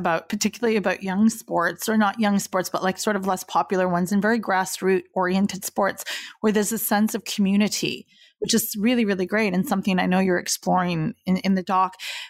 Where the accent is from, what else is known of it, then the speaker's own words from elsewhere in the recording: East Coast of Canada, Canada; now in Toronto, Canada; I grew up on the East Coast of Canada and there's a fairly, you know, impressive Ultimate Frisbee scene there, which surprised me. And I am in Toronto now.